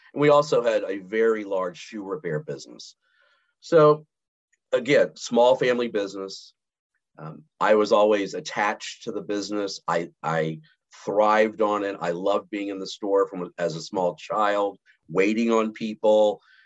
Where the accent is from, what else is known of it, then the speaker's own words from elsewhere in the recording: Montgomery, Alabama, United States; moved away; also born or lived in Houston; born and raised in Montgomery, Alabama